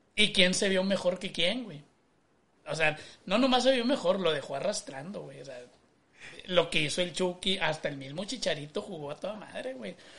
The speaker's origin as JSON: {"language": "Spanish", "town": "Monterrey", "region": "Nuevo León", "country": "Mexico", "said": "yo soy de Monterrey, güey, pero de sangre alemana, compadre"}